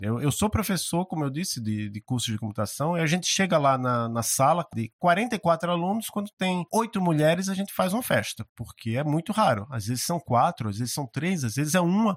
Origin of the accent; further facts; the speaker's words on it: Maceió, Alagoas, Brazil; now in Curitiba, Brazil; eu estudava no, num colégio lá em Maceió, eu sou de Maceió, apesar de estar morando em Curitiba